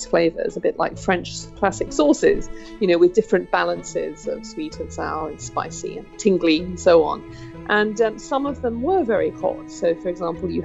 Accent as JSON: {"language": "English", "country": "United Kingdom", "said": "I'm a British cook and food writer"}